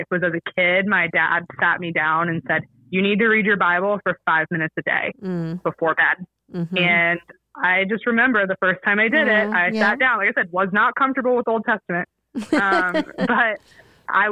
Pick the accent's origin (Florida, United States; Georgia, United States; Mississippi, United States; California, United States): Georgia, United States; Atlanta; growing up in Atlanta, there was a Muslim population